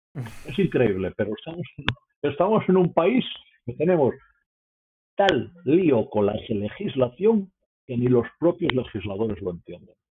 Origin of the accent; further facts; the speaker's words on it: Asturias, Spain; moved away; also born or lived in Mexico / Peru / Colombia / Brazil; soy asturiano y porque estuve 25 años fuera de Asturias